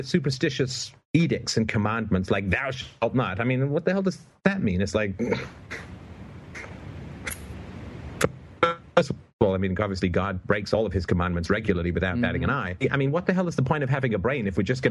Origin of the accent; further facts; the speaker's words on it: Canada; I'm Canadian